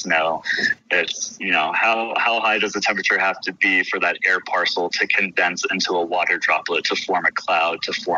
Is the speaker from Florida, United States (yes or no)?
yes; just north of West Palm Beach, South Florida, United States; I grew up in South Florida on the East Coast, just north of West Palm Beach